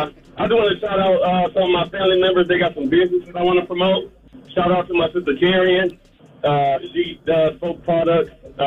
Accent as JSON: {"language": "English", "town": "Detroit", "region": "Michigan", "country": "United States", "lives_now": "Georgia, United States", "said": "I live in Georgia, but I'm from Detroit, so, you know, I still got to represent."}